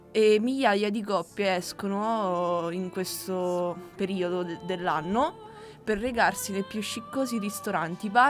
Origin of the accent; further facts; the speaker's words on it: Romania; now in Italy; io essendo rumeno